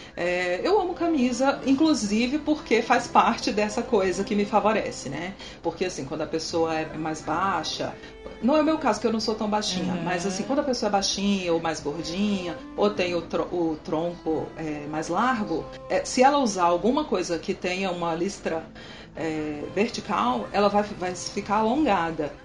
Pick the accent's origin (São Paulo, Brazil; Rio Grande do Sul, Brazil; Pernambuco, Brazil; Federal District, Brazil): Federal District, Brazil; Brasília; eu nasci aqui em Brasília mesmo